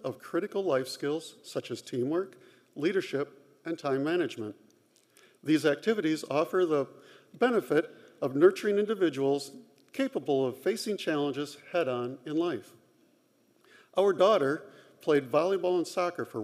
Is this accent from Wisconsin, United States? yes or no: yes; Marshfield, Wisconsin, United States; also born or lived in Madison, Wisconsin / Washington, D.C.; now in Dodgeville, United States; I grew up in Marshfield, go Tigers